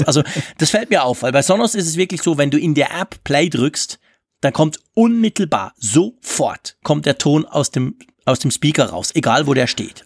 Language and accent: German; Switzerland; als Schweizer